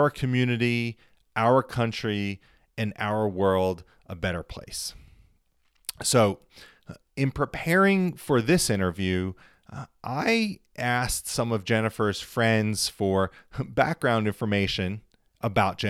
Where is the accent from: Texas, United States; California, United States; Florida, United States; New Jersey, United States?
New Jersey, United States; now in Michigan, United States; I grew up in New Jersey